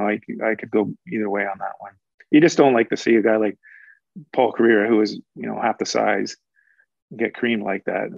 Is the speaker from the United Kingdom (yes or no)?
no; Toronto, Ontario, Canada; moved away as an adult; also born or lived in Oshawa, Canada; now in Vancouver, Canada; I grew up in Toronto